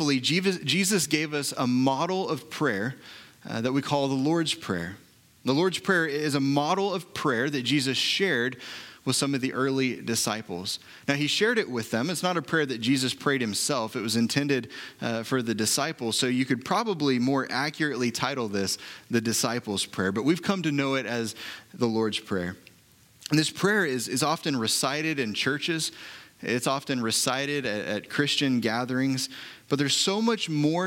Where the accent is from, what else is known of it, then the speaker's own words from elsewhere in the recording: Oklahoma City, Oklahoma, United States; I was born and raised in Oklahoma City